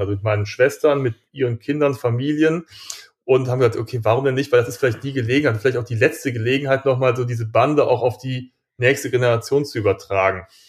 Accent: Germany; wir sind ja auch Deutsche

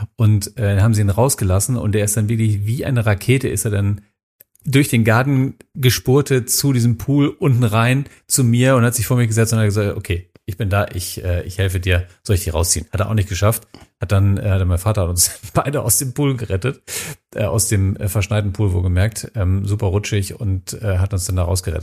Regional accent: Minden, North Rhine-Westphalia, Germany; in meiner Heimatstadt Minden

